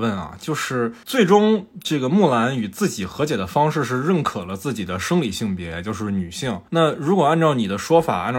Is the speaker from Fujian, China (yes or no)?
yes; Fujian, China; 我是福建人嘛